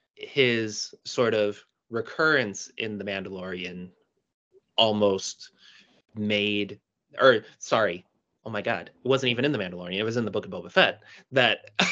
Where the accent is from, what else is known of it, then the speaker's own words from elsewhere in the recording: Chicago, Illinois, United States; I'm born and raised in Chicago